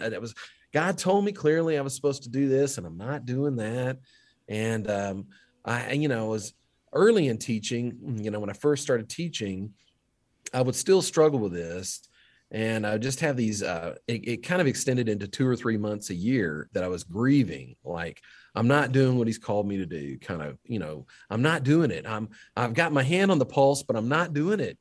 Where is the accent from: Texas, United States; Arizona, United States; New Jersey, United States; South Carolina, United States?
Texas, United States; Duncanville; my hometown of Duncanville